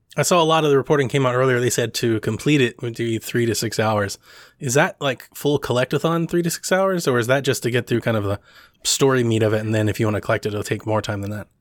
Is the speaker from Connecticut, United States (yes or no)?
no; Ohio, United States; I'm from Ohio myself